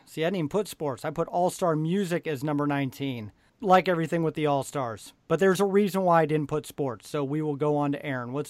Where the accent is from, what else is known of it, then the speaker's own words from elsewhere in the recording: Nebraska, United States; and we're from Nebraska